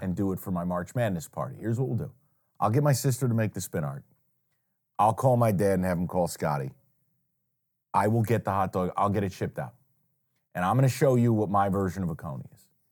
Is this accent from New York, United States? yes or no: yes; Saratoga Springs, New York, United States; moved away; my hometown